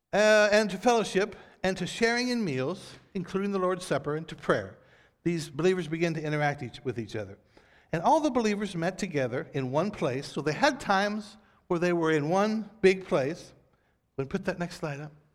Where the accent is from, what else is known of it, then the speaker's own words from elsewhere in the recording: United States; we as American Christians